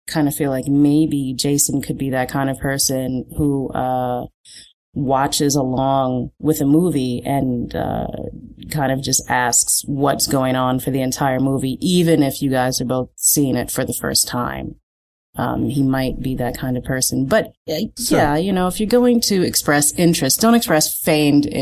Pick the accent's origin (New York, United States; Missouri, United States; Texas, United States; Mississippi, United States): New York, United States; New York City; I grew up in Chelsea. I went to school in Greenwich Village